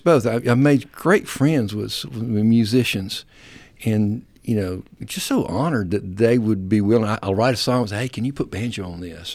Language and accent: English; United States; moved away as an adult; now in Dalton, United States; South Alabama, North Florida